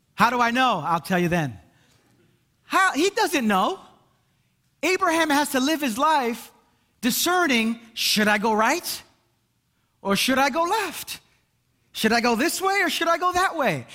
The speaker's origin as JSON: {"language": "English", "town": "Brooklyn", "region": "New York", "country": "United States", "said": "I'm from Brooklyn"}